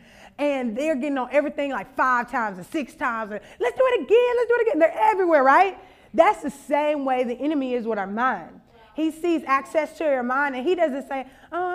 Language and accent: English; Louisiana, United States; I'm from Louisiana